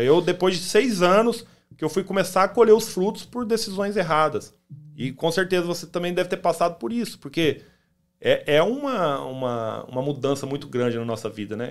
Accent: Campo Grande, Mato Grosso do Sul, Brazil; now in United States; Eu sou de Campo Grande, Mato Grosso do Sul

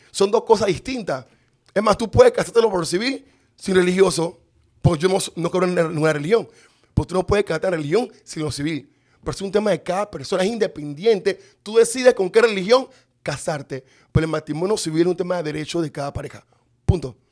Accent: Panama City, Panama; Yo nací en Río Abajo, en calle 15, en la Barraca

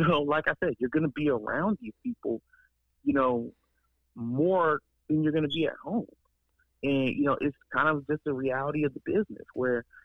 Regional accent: Columbus, Ohio, United States; I'm from Columbus, and I grew up in Columbus, and born in Columbus, and I work in Columbus.

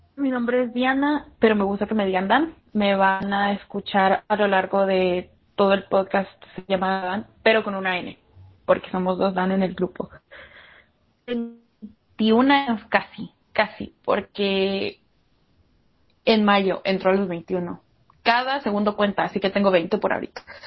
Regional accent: El Salvador; Soy de El Salvador

